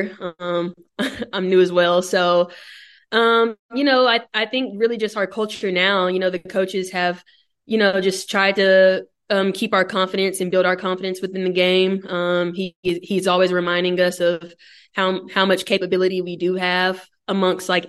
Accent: Dallas, Texas, United States; moved away as an adult; now in Orlando, United States; I'm from Dallas

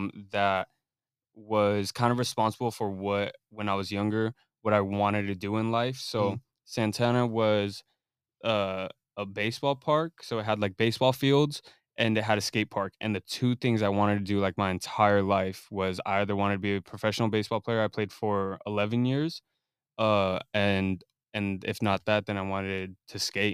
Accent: Corona, California, United States; also born or lived in Fontana; I was born in Fontana, but I moved to Corona since like when I was like 3, and I've just been in Corona, and I moved around in Corona a lot

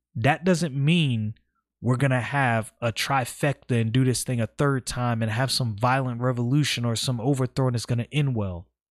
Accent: New York City, New York, United States; born and raised in Brooklyn

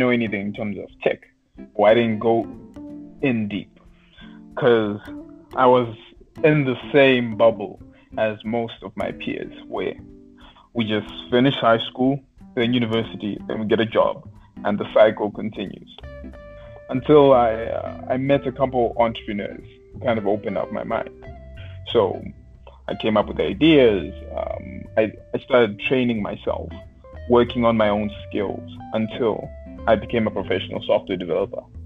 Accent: Zimbabwe; I was I was raised in Zimbabwe

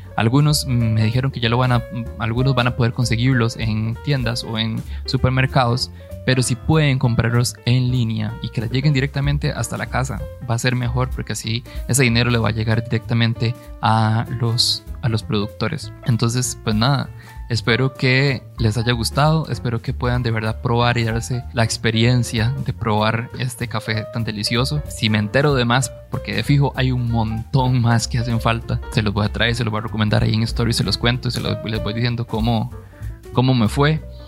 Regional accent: Costa Rica; nosotros, mm, como costarricenses

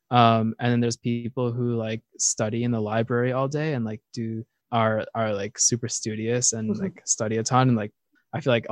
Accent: East Coast, United States; I'm from the East Coast, so I, I feel like I'm

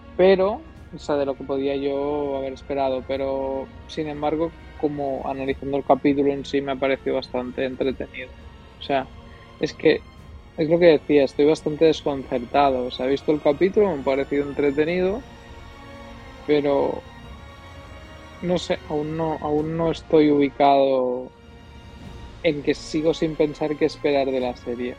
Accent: Catalonia, Spain; somos tres catalanes

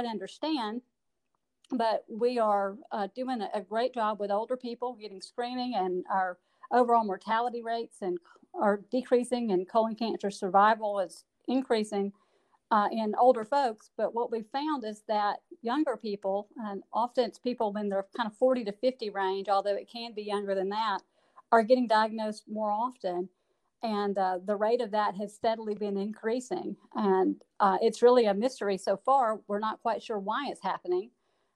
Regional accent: Gardendale, Alabama, United States; also born or lived in Auburn, Alabama / Mobile, Alabama / Madison, Wisconsin; I am a Birmingham native. I grew up in Gardendale

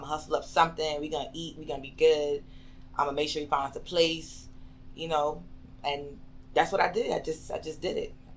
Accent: Bridgeport, Connecticut, United States; moved away as an adult; now in Georgia, United States; Originally, I am from Connecticut, from Bridgeport

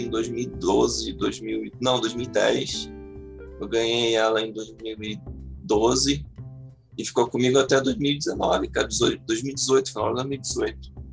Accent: Maricá, Rio de Janeiro, Brazil; sou de Maricá, cidade vizinha de Niterói

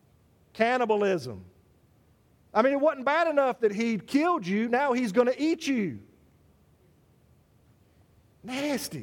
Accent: South Carolina, United States; South Carolina, my home state

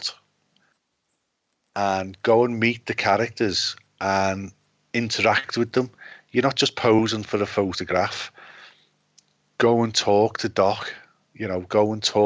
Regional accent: United Kingdom; as a Brit

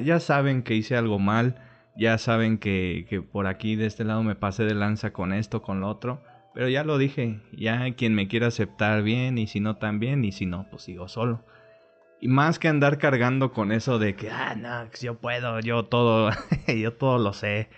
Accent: Mexico; todos somos aquí mexicanos

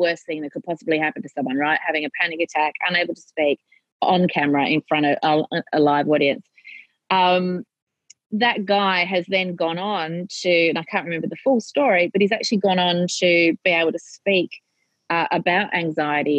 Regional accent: Australia; I am your Australian content

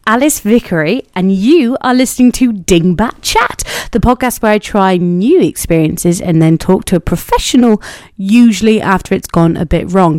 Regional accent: Cornwall, South West England, United Kingdom; I'm from Cornwall

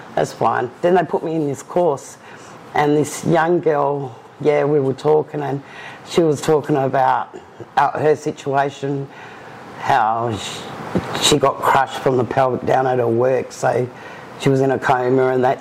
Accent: Perth, Western Australia, Australia; I've was born and bred in Perth

